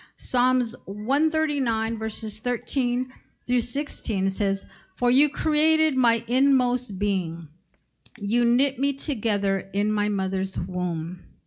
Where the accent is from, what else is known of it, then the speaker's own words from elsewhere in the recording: Mexico; moved away; I come from Mexico